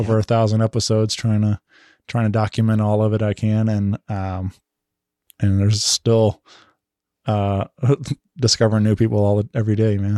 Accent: St. Louis, Missouri, United States; it's home, my hometown

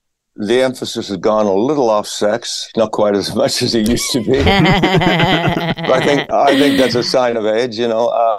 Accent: Australia; also born or lived in various places in Australia; I'm from Australia originally. My dad was in the Australian Army.

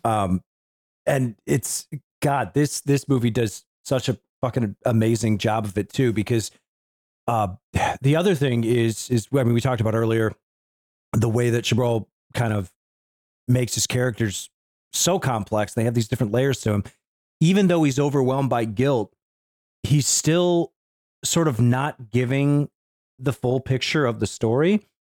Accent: United States; as an American

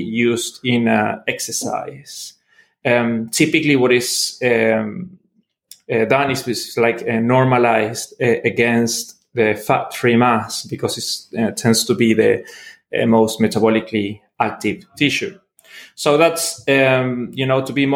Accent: Argentina; moved away as an adult; also born or lived in Melbourne, Australia / Norway; now in Liverpool, United Kingdom; I'm originally from Argentina, trained as a biologist

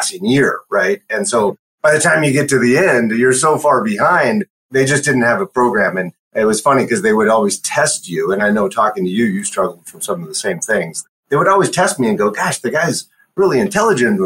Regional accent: Shoreline, Washington, United States; also born or lived in Alaska / Michigan; I grew up in a suburb of Seattle, North Seattle Shoreline, actually. Born and raised there

